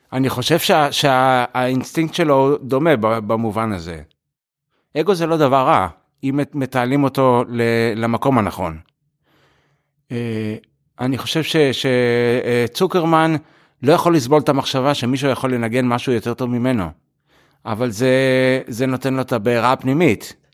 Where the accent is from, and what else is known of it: Israel; born or raised there; moved away as an adult; also born or lived in United States; now in Europe